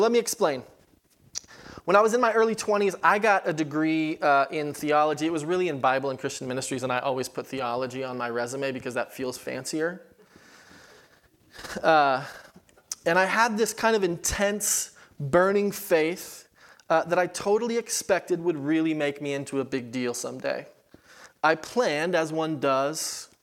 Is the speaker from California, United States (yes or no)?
yes; California, United States; moved away as an adult; also born or lived in Kansas City, Missouri; I was from California